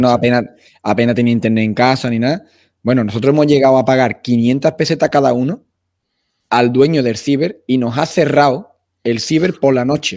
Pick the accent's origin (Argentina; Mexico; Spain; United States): Spain; Utrera, Andalusia; yo soy de Utrera, de Sevilla